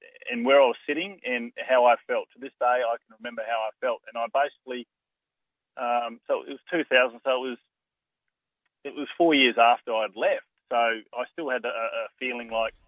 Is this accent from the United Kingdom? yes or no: no; Adelaide, South Australia, Australia; moved away as an adult; also born or lived in Melbourne; my home state of South Australia and in Adelaide